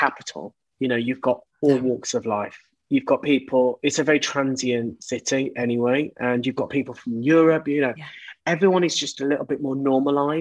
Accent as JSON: {"language": "English", "town": "Birmingham", "region": "West Midlands", "country": "United Kingdom", "tie": "born or raised there", "also_born_or_lived": "London", "moved": "yes", "said": "growing up in Birmingham, in the area that I lived"}